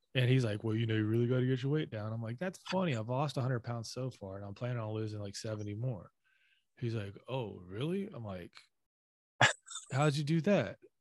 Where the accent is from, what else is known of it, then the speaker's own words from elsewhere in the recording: the South, United States; being a Southerner